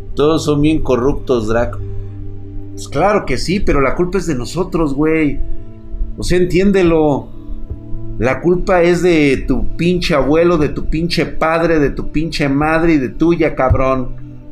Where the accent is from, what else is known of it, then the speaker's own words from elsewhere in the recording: Mexico; nosotros como mexicanos